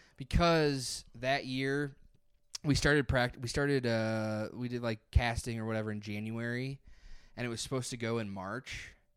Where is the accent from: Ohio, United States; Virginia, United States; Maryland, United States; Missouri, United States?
Missouri, United States; near Hillsboro; also born or lived in Columbia, Missouri / Springfield, Missouri / Chicago, Illinois; now in St. Louis, United States; Hillsborough was, like, twenty-five minutes from my hometown